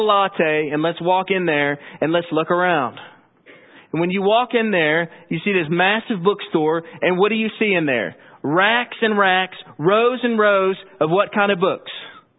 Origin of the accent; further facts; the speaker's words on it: Owensboro, Kentucky, United States; I grew up in Owensboro. My family's been Christians for generations.